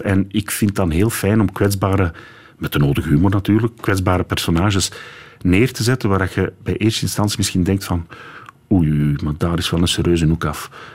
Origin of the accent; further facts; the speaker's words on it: Dendermonde, Flanders, Belgium; Ik ben van Dendermonde.